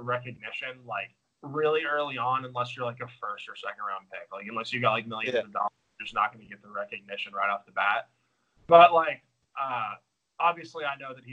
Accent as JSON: {"language": "English", "region": "Texas", "country": "United States", "said": "we're obviously both from Texas."}